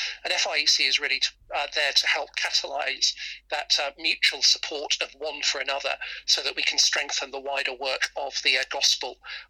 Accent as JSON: {"language": "English", "town": "Birmingham", "region": "West Midlands", "country": "United Kingdom", "tie": "born or raised there", "also_born_or_lived": "Sutton Coldfield / Solihull", "accent": "Birmingham", "moved": "as an adult", "lives_now": "Market Harborough, United Kingdom", "said": "I was born and brought up in Birmingham in a non-Christian family. Was converted when I was a student studying law at university."}